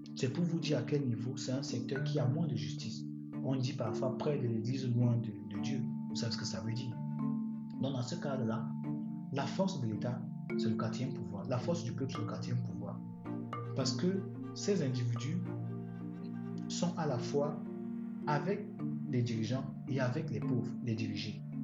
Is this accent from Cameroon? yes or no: yes; Cameroon; en tant que Camerounais